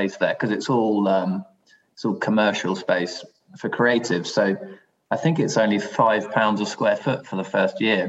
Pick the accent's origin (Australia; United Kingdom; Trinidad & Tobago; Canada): United Kingdom; London; moved away as an adult; now in Hampshire, United Kingdom; I grew up in London as well, in Islington as well, like you, for the first 40 years of my life